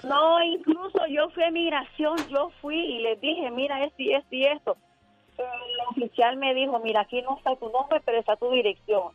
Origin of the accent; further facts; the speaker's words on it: Honduras; moved away; Yo soy de Honduras